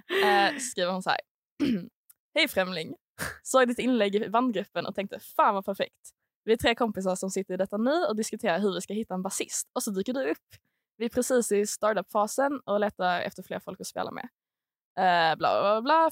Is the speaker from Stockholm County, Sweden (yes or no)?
no; Malmö, Skåne, Sweden; kommer från Malmö